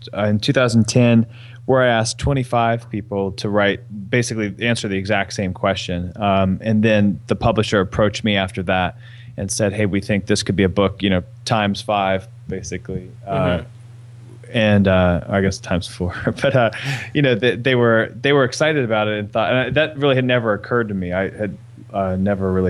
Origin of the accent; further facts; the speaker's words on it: East Coast, United States; I'm from the East Coast